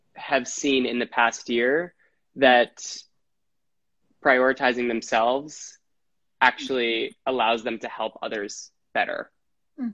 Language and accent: English; Wisconsin, United States; now in New York City, United States; I'm from Wisconsin. I live in New York City.